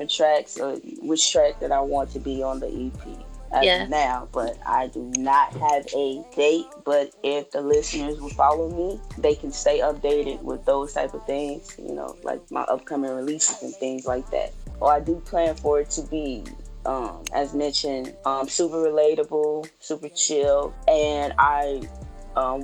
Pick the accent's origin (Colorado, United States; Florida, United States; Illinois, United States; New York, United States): Illinois, United States; Chicago; now in Arkansas, United States; my hometown, Chicago